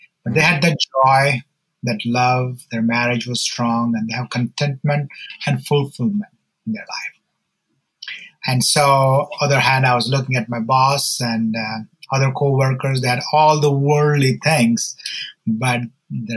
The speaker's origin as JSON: {"language": "English", "country": "India", "said": "I'm from India, and my story is that I grew up in church"}